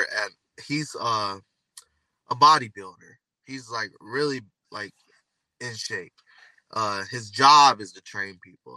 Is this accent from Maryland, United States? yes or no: no; Michigan, United States; I'm from Michigan